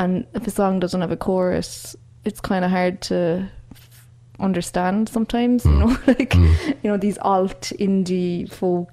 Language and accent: English; Cork, Munster, Ireland; moved away; I grew up in Cork and I went to UCC, and my parents are from Cork